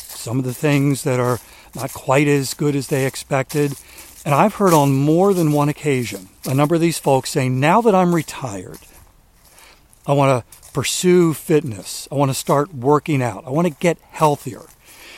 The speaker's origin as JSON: {"language": "English", "region": "Maryland", "country": "United States", "tie": "born or raised there", "moved": "as an adult", "lives_now": "South Carolina, United States", "said": "we moved here from Maryland 3 years ago, because I'd lived my entire life in Maryland"}